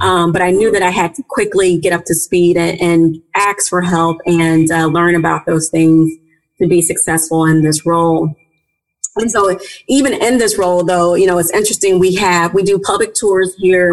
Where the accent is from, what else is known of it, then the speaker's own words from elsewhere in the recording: St. Louis, Missouri, United States; I grew up in St. Louis. I, am born and raised from St. Louis, Missouri